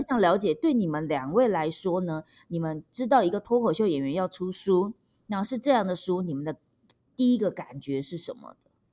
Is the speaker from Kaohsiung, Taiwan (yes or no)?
no; Taipei, Taiwan; 我们台北人